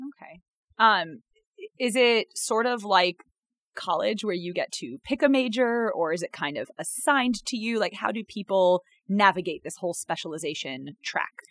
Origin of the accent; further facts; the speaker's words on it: North Carolina, United States; now in Chicago, United States; I'm from North Carolina